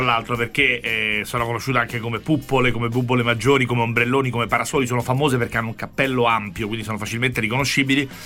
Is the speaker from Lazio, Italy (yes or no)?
yes; Rome, Lazio, Italy; lo dico da romano